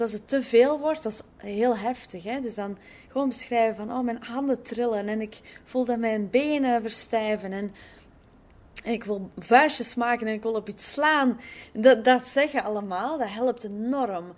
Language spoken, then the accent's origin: Dutch; Belgium; now in Netherlands; ik ben als Belg eh, in, in Nederland nu